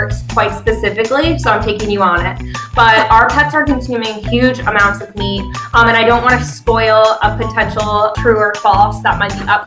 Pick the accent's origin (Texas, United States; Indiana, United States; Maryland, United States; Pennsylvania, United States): Pennsylvania, United States; now in Washington, D.C., United States; I'm from Pennsylvania